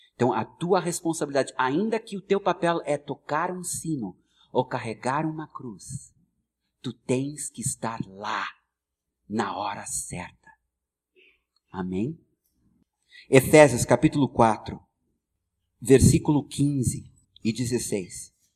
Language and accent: Portuguese; United States; born or raised there; Portuguese is a second language; moved away as an adult; now in Brazil